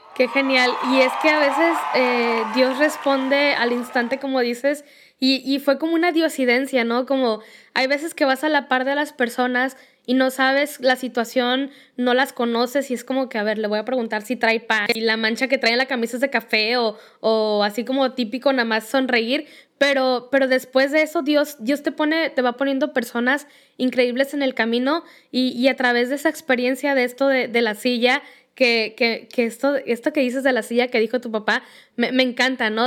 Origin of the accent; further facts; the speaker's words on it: Mexico; aquí en México